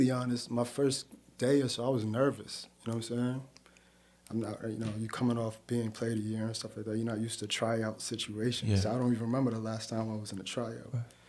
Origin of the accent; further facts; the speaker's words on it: New York City, New York, United States; I'm from Queens Village